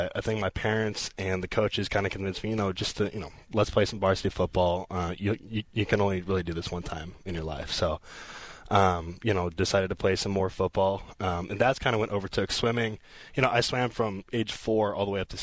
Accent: Lafayette, California, United States; born and raised in the Bay Area, down in California, Lafayette, California

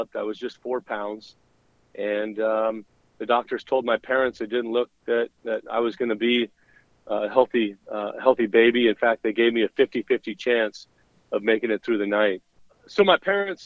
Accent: Southern California, United States; growing up in Southern California, I was the second oldest of 8 children.

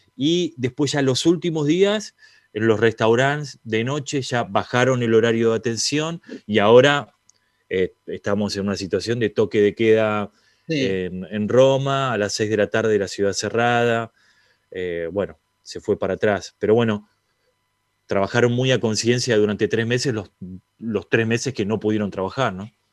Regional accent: Argentina; siendo argentino

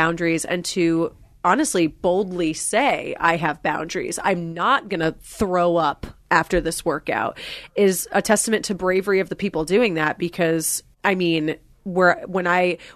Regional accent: New Jersey, United States; moved away; I'm from New Jersey and I recently went home like in over the summer

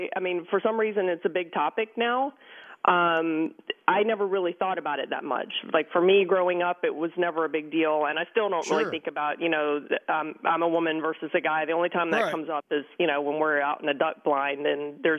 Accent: Savannah, Georgia, United States; I grew up in the Savannah area.

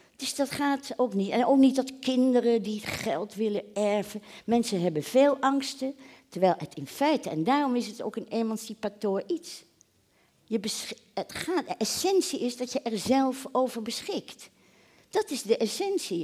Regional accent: The Hague, South Holland, Netherlands; ik kom uit Den Haag

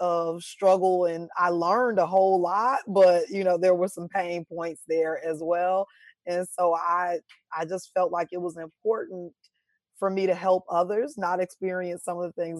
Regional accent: Chicago, Illinois, United States; now in Nashville, United States; And I was like, okay, I'm coming from Chicago. I'm used to being able to go out whenever I want to, find Black people whenever I want to.

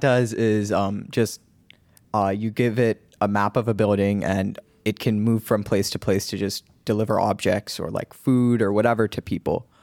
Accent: Cupertino, California, United States; I'm from Cupertino

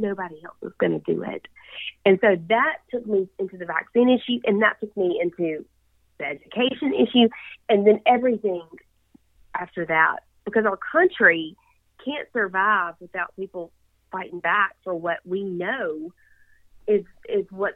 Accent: Yazoo City, Mississippi, United States; I grew up, born and raised in Yazoo City

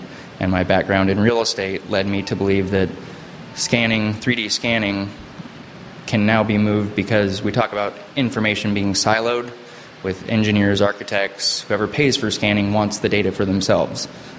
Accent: California, United States; also born or lived in Chicago / Connecticut; home was from high school growing up was Southern California, so Orange County and LA.

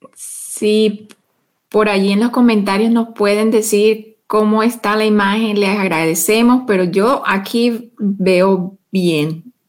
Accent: Barranquilla, Atlántico, Colombia; moved away; es mi tierra también natal

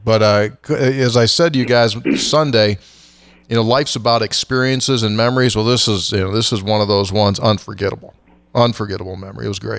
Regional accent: West Virginia, United States; we're all from West Virginia

